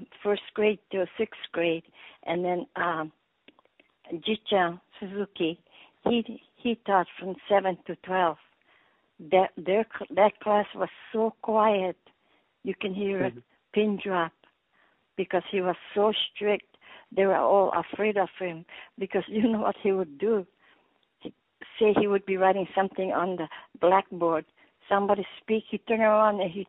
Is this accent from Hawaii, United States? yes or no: yes; Ka'apahu, Hawaii, United States; I grew up in island of Hawaii. It's called Ka'apahu, K-A-A-P-A-H-U, Ka'apahu, Hawaii.